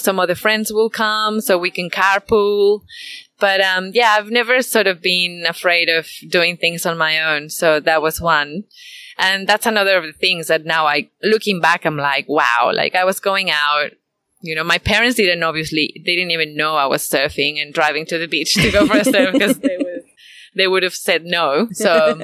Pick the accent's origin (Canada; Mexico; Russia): Mexico; Mexico City; moved away as an adult; also born or lived in Guadalajara; now in Byron Bay, Australia; I was born in Guadalajara, but grew up in Mexico City